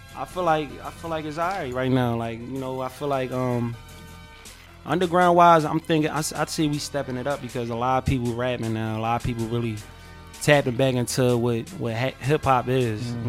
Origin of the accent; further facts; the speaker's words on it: Philadelphia, Pennsylvania, United States; I'm from West Philly, West Side